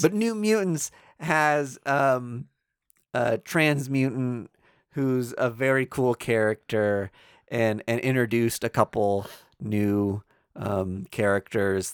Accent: Kansas City, United States; we are from Kansas City, which toes the line between Kansas and Missouri.

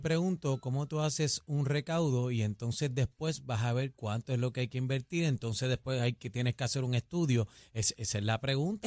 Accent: Puerto Rico; nos representa como puertorriqueños

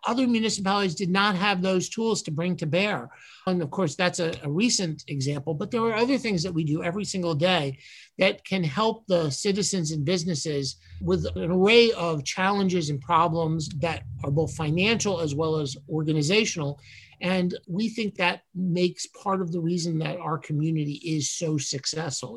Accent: New York City, New York, United States; moved away as an adult; now in Chambersburg, United States; I was born and raised in New York City, went to both high school and college in Manhattan. So I am a true New Yorker

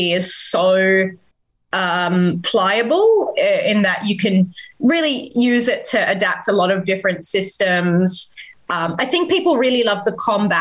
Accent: Australia; four Australian performers

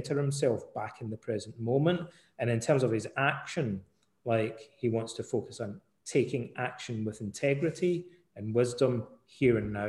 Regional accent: Ayr, Scotland, United Kingdom; moved away; also born or lived in Canada; when I was a wee boy growing up in Scotland, in Ayr

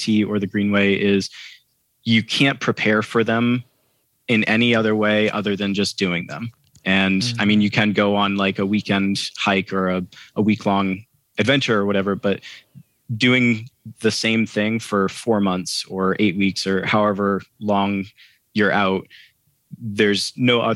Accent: Maine, United States; I'm from Maine

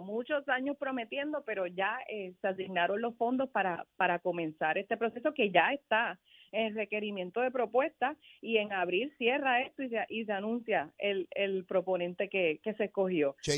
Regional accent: Carolina, Puerto Rico; yo soy de Carolina

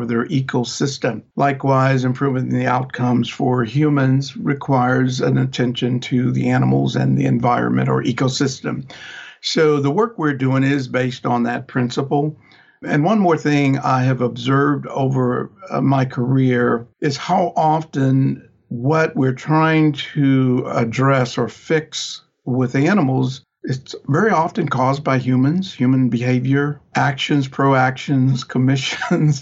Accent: Oklahoma, United States; My dad was in private practice at the time I was born in Oklahoma

